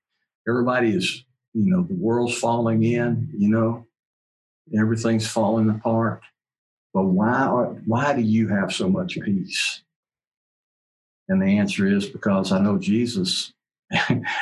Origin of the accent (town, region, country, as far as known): United States